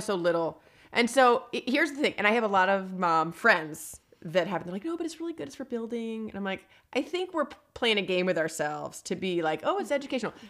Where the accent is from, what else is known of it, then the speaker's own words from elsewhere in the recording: East Coast, United States; now in Los Angeles, United States; I grew up on the East Coast.